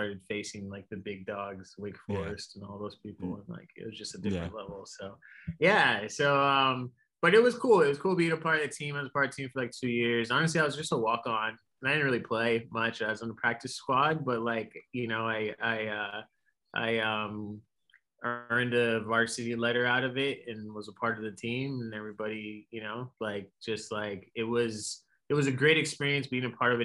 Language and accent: English; near Fort Lauderdale, South Florida, United States; also born or lived in Orlando; I grew up in South Florida, which is a suburb of Fort Lauderdale